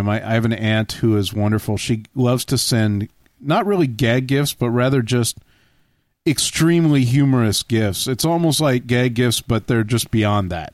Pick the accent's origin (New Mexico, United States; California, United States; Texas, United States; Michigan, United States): Texas, United States; growing up in Texas